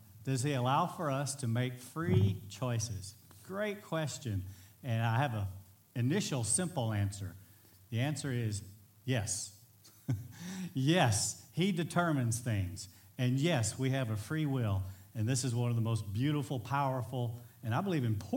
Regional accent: Bridge City, Texas, United States; my hometown's a small town, Bridge City, Texas, under 6,000 people

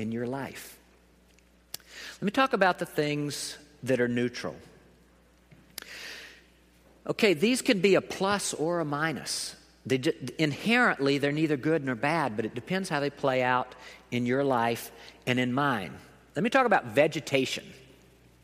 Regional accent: the South, United States; I am from the South

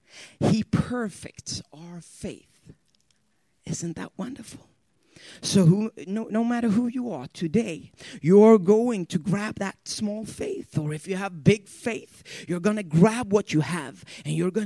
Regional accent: Sweden; English is a second language; English is my second language. And there's a couple of words when you learn English in Sweden that we Swedes, we have a problem with.

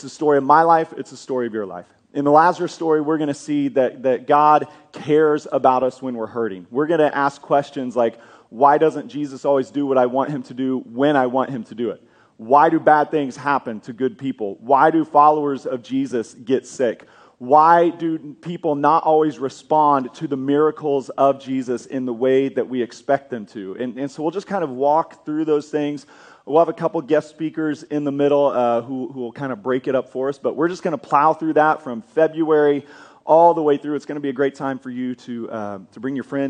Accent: Kansas, United States; moved away as an adult; now in Oklahoma, United States; I grew up in Kansas

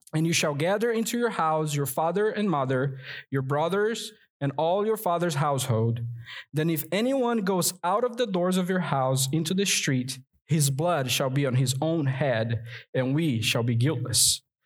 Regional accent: Rio de Janeiro, Brazil; now in North Carolina, United States; I'm from Brazil, and there it's a tropical country. And in the New Year's Day, we go to the beach to celebrate. And I grew up doing

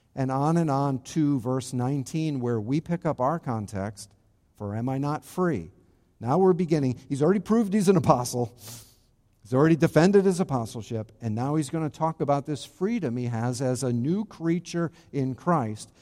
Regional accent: Charlestown, Rhode Island, United States; my hometown in New England, not Florida, in New England, in Rhode Island specifically, in Charlestown, Rhode Island, very specifically. That's my hometown

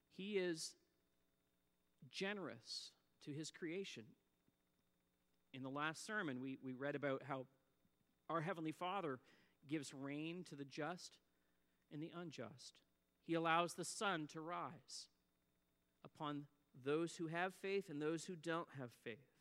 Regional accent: Antigonish, Nova Scotia, Canada; I grew up in Antigonish, Nova Scotia

